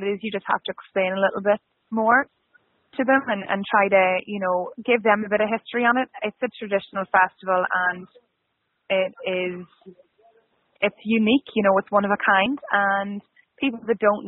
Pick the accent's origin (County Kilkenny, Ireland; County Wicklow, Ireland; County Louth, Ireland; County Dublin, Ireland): County Louth, Ireland; Cooley; moved away as an adult; now in Toronto, Canada; I'm from here, I'm from County Louth, I'm Cooley, and I grew up with the Rose of Tralee